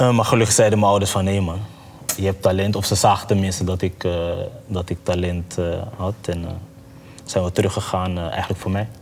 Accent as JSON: {"language": "Dutch", "country": "Curaçao", "tie": "born or raised there", "also_born_or_lived": "Maarssen, Utrecht, Netherlands", "moved": "yes", "lives_now": "Netherlands", "said": "Ik ben geboren op Curaçao"}